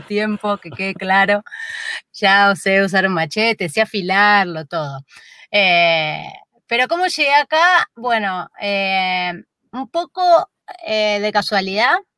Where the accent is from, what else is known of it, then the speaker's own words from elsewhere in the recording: Buenos Aires, Argentina; moved away as an adult; now in San Luis, Argentina; yo soy de Flores, un barrio de, la capital, eh, muy céntrico, en el medio de la capital, creo que por la esquina de mi casa, yo me crié ahí a media cuadra de Plaza Flores